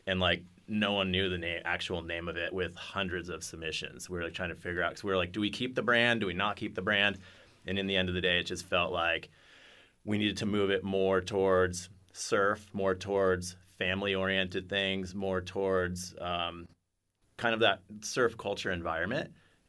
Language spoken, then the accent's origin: English; Encinitas, California, United States; Surfing is a huge part of my life growing up in Encinitas, California.